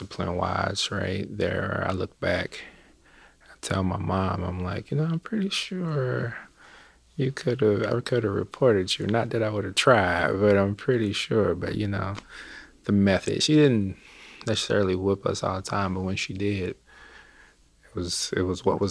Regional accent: Chattanooga, Tennessee, United States; I am originally from Chattanooga, Tennessee

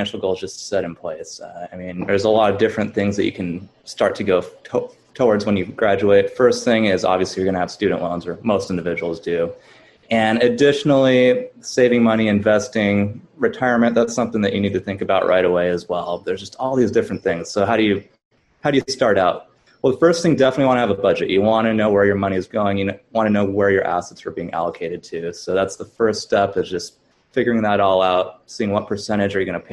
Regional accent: California, United States; also born or lived in Memphis, Tennessee; I'm originally from California, so I moved back to the Bay Area, California

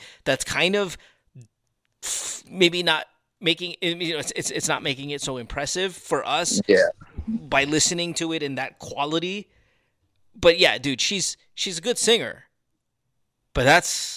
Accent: Philippines; we're a musical people

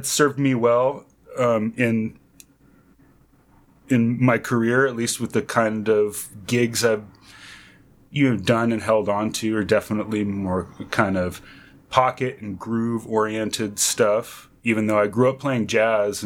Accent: North Bay Area, San Francisco Bay Area, California, United States; I'm from the San Francisco Bay Area, originally from North Bay Area

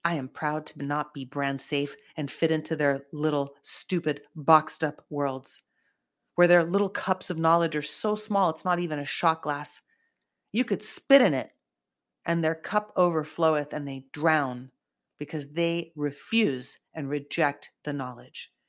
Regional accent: Silicon Valley, South Bay, California, United States; I grew up in Silicon Valley area, South Bay, in California

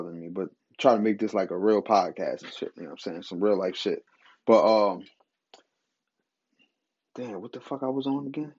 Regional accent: New Jersey, United States; I'm from Jersey

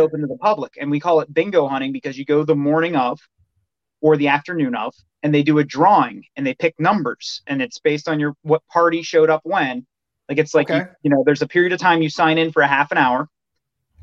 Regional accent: Western Pennsylvania, United States; now in Michigan, United States; I grew up in Pennsylvania, moved to Michigan.

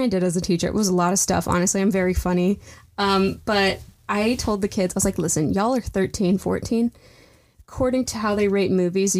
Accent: England, United Kingdom; I'm an English person.

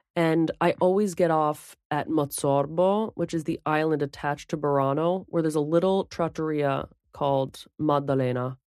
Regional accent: New Jersey, United States; I'm from Jersey

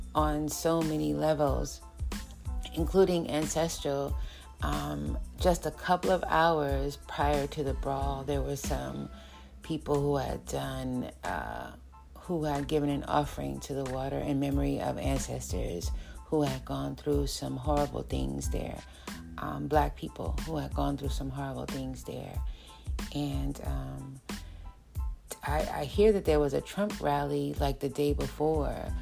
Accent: New York City, New York, United States; in this physical life, I was born in New York City

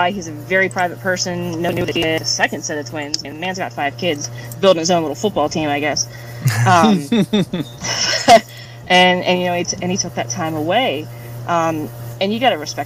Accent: Pittsburgh, Pennsylvania, United States; I'm from Pittsburgh

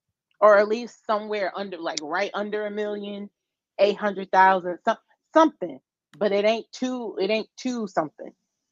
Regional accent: Chicago, Illinois, United States; don't try me because I'm from Chicago.

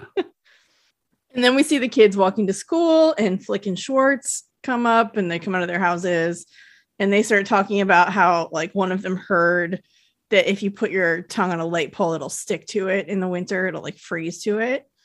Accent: United States; Tahoe didn't really have big department stores, they still don't really. We had, like, Kmart that I worked at when I was a teenager

